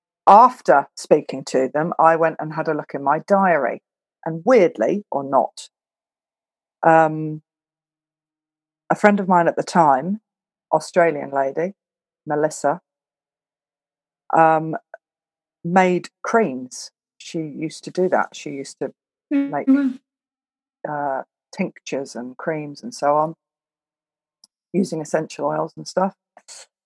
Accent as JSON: {"language": "English", "region": "Scotland", "country": "United Kingdom", "moved": "yes", "lives_now": "Belgium", "said": "I'm from Scotland"}